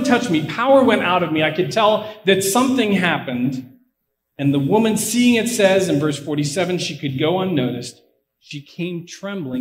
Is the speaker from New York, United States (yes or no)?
no; Pittsburgh, Pennsylvania, United States; now in Blacksburg, United States; I am from Pittsburgh, so unfortunately it's not that nice